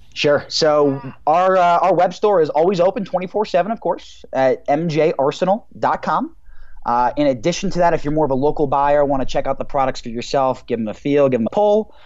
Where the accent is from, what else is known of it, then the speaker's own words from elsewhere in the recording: New Jersey, United States; now in Denver, United States; I grew up in New Jersey, the New York City area